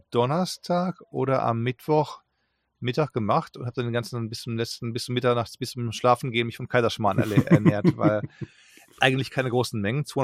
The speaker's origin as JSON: {"language": "German", "region": "England", "country": "United Kingdom", "second_language": "German", "said": "merke, du musst als Engländer, wenn du Deutsch äh, sprechen willst, immer Ja, Ja, Ja sagen."}